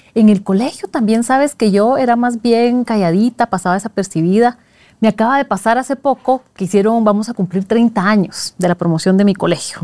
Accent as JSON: {"language": "Spanish", "country": "Guatemala", "also_born_or_lived": "Switzerland", "moved": "as an adult", "said": "cuando me mudé de Guatemala, que es el país de la eterna primavera, y me voy a Suiza de diciembre"}